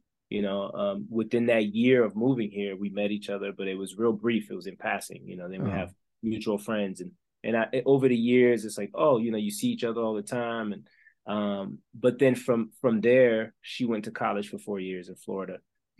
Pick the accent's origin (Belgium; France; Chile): Belgium; English is a second language; also born or lived in Congo; now in United States; I'm originally from Belgium. I was raised in the Congo with my dad's side of the family.